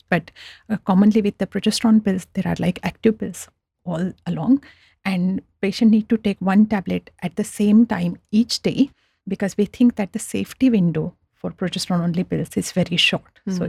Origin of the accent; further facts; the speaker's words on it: India; now in Australia; So when I came from India to Australia about 15 years back, I was very surprised that when I went to chemist that I need to get a script from doctor